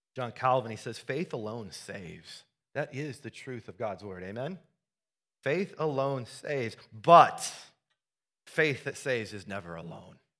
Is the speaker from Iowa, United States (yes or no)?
yes; Iowa, United States; Growing up in Iowa, I, uh, I helped my, we grew up on a farm